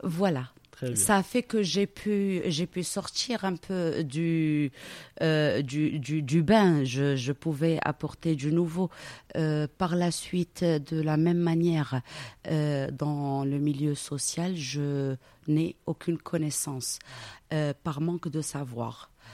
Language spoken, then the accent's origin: French; Casablanca, Casablanca-Settat, Morocco; also born or lived in Belgium; Je suis née à Casablanca, j'y ai grandi.